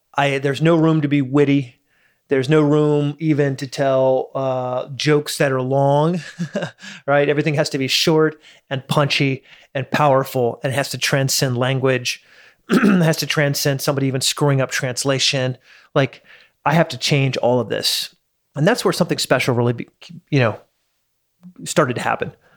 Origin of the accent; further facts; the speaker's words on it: United States; I'm an American in Dubai